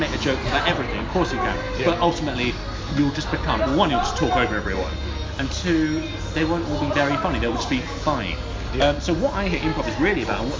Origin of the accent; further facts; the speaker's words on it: London, United Kingdom; I'm from London